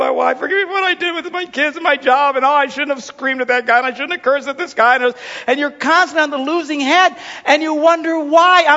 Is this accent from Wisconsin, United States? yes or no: yes; Wisconsin, United States; I'm just from Wisconsin